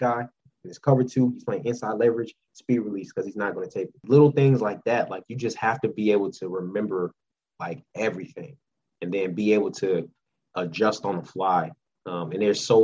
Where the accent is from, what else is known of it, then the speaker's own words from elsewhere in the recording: Florida, United States; moved away; I grew up in Florida, so I was a Gator fan